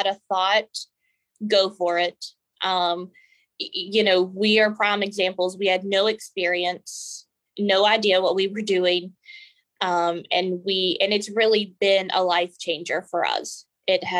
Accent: Montgomery, West Virginia, United States; I was born and raised in Montgomery, West Virginia

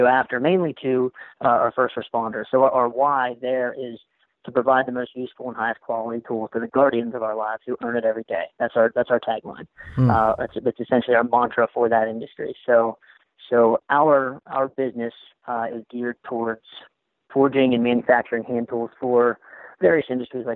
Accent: Moundsville, West Virginia, United States; also born or lived in Orlando, Florida; now in Wheeling, United States; Was born and raised in Moundsville, West Virginia.

